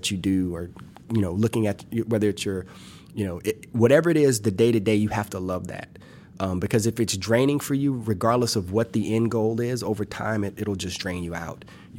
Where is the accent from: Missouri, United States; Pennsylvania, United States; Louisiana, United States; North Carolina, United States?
Louisiana, United States; Well, it's more like a roux, because I'm from South Louisiana, so it's more like it's a roux.